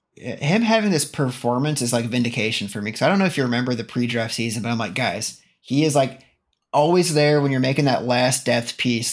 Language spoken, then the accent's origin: English; Midwest, United States; I'm from the Midwest